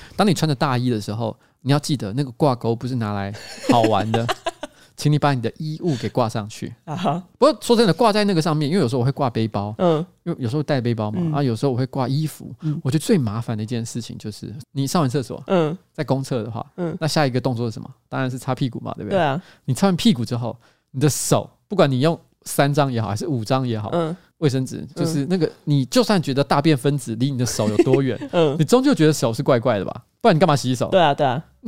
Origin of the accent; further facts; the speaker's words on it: Taipei, Taiwan; 虽然我是台北人没错